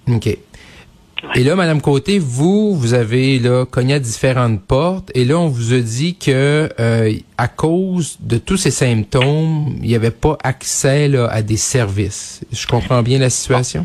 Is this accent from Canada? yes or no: yes; Saguenay, Quebec, Canada; moved away; du côté de TVA Saguenay dans mon dans ma dans mon patelin, dans ma région euh, d'origine